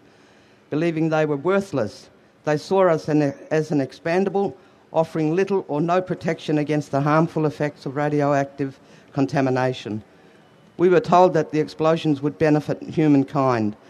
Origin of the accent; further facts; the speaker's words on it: Ceduna, South Australia, Australia; I'm from Ceduna on the far west coast of South Australia, not far from Maralinga.